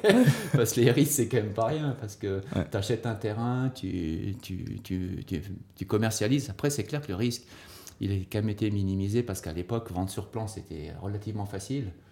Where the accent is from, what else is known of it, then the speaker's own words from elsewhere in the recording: Sierre, Valais, Switzerland; also born or lived in Lausanne; now in Nendaz, Switzerland; originaire quand même du Valais, de Sierre, euh, installé à Nanda par euh, mon épouse Denise, qui est Nandette